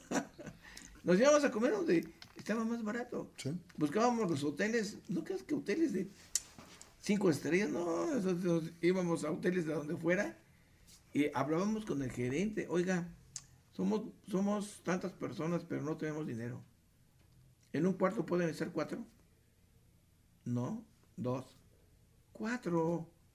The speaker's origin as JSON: {"language": "Spanish", "region": "Mexico City", "country": "Mexico", "said": "éramos del DF."}